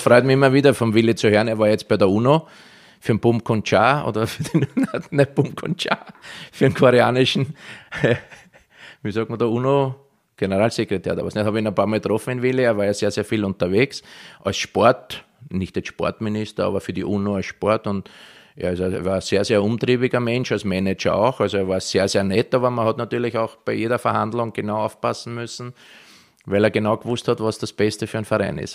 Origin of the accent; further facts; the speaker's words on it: Vienna, Austria; accent: Viennese dialect; moved away as an adult; also born or lived in Israel / Germany; mein Heimatland Österreich